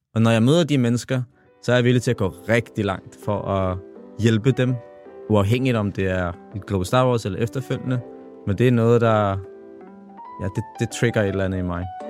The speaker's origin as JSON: {"language": "Danish", "town": "Copenhagen", "region": "Capital Region of Denmark", "country": "Denmark", "tie": "born or raised there", "said": "jeg kommer jo fra The Hood, kommer fra Tingbjerg, og vokset op alene med min far"}